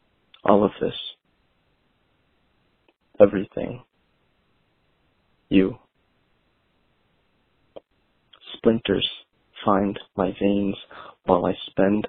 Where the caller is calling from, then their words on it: New Haven, Connecticut, United States; I'm calling from New Haven, Connecticut